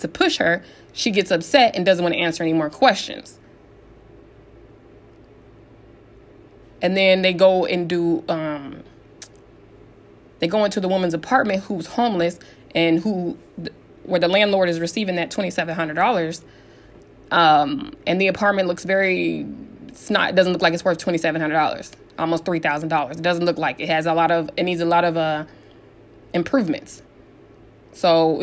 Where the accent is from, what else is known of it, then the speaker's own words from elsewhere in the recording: San Diego, California, United States; growing up in San Diego